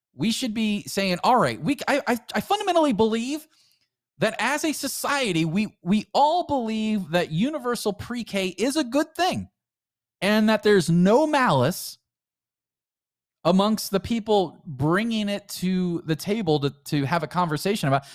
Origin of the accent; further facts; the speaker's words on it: United States; we're still all Americans